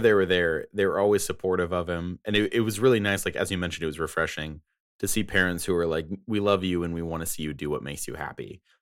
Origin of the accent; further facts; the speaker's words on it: United States; I am American